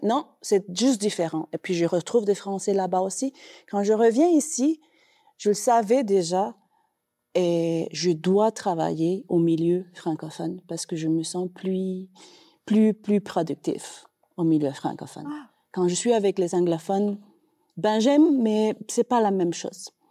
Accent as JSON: {"language": "French", "country": "Costa Rica", "also_born_or_lived": "Brazil", "second_language": "French", "moved": "as an adult", "lives_now": "Calgary, Canada", "said": "je viens du Costa Rica, de l'Amérique centrale, mais après le Costa Rica, ben, j'ai ménage au Brésil."}